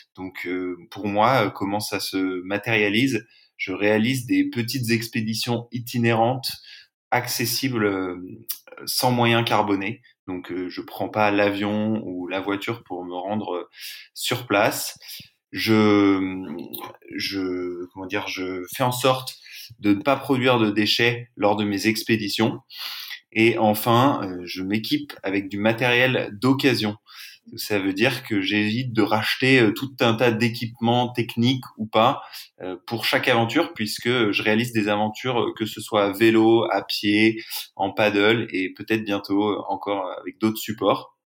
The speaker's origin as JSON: {"language": "French", "region": "Brittany", "country": "France", "tie": "born or raised there", "also_born_or_lived": "Lille", "moved": "as an adult", "lives_now": "Marseille, France", "said": "j'ai grandi en Bretagne."}